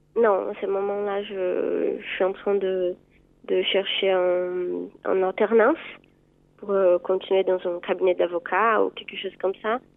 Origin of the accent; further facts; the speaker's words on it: Rio de Janeiro, Brazil; French is a second language; moved away as an adult; now in Paris, France; je suis brésilienne, j'ai 25 ans, je suis née à Rio